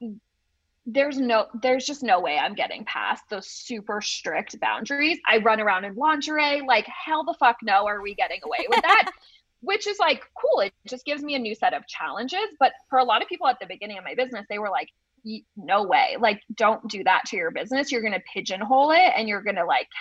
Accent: New England, United States; I'm just from New England.

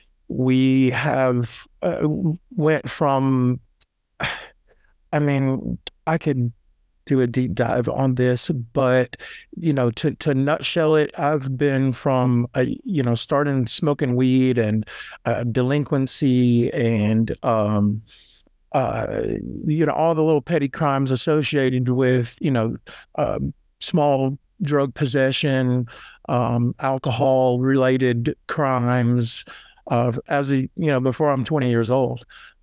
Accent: Nashville, Tennessee, United States; I lived in Nashville or around this area my entire life. I was born in Nashville Memorial Hospital, and I've basically grew up in this area.

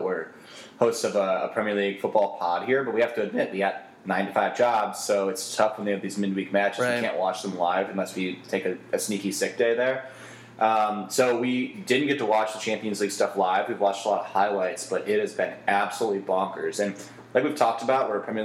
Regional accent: United States; We're not just some American wanks that never been there before. We are American wanks

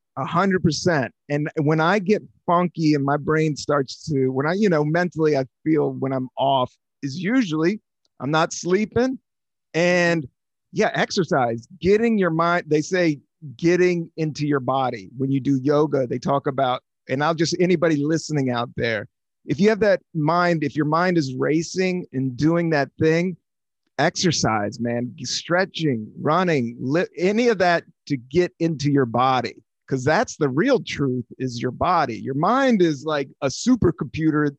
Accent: Washington, District of Columbia, United States; born or raised there; now in New York, United States

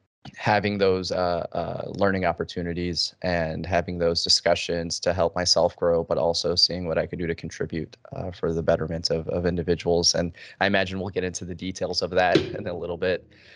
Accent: Detroit, Michigan, United States; also born or lived in Chicago; now in Arizona, United States; I was born in Chicago, and I lived there for about 6 years of my life. My family then moved for new opportunities to Detroit, Michigan, where I spent the better half of a decade there.

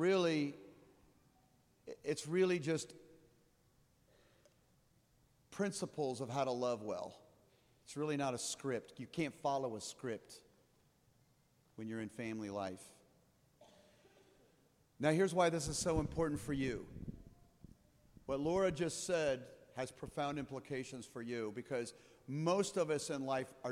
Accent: Midwest, United States; also born or lived in Colorado; I'm from here. This is my hometown.

